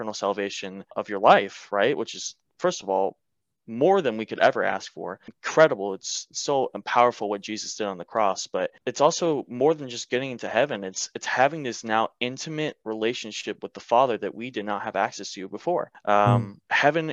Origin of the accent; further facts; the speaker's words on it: Marietta, Georgia, United States; moved away as an adult; now in North Carolina, United States; I'm originally born and raised in Marietta, Georgia, which is just north out of Atlanta